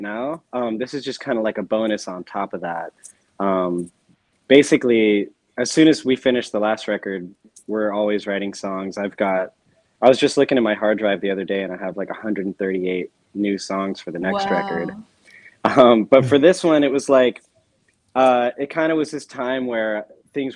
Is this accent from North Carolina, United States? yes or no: yes; North Carolina, United States; now in New York, United States; I was playing in bands when I grew up in North Carolina